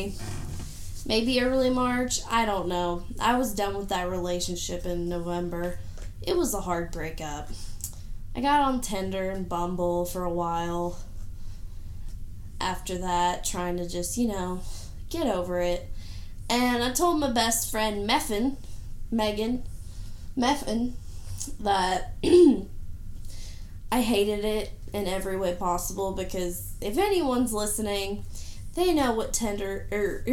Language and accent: English; Tennessee, United States; I'm from Tennessee.